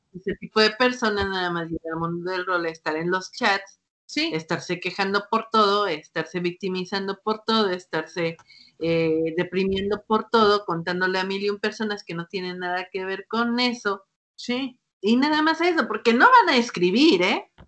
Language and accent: Spanish; Mexico; los que somos de México